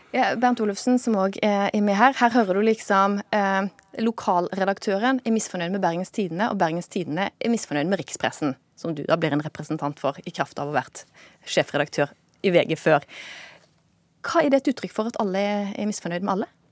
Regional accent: Volda, Møre og Romsdal, Norway; jeg vokste opp i Volda

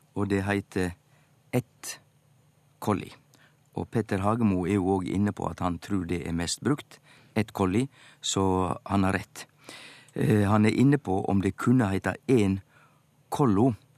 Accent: Western Norway, Norway; eg som vestlending

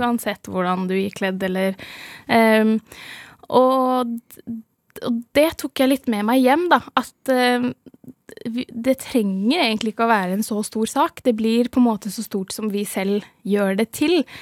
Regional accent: Norway; jeg er herfra, fra Norge

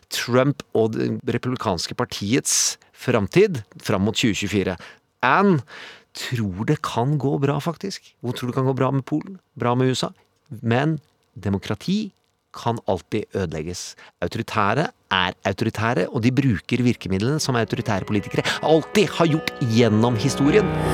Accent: Indre Østfold, Norway; jeg kommer fra Indre Østfold

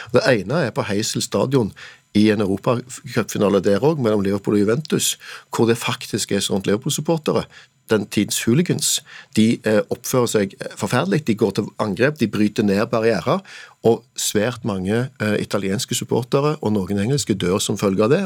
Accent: Norway; for meg som nordmann

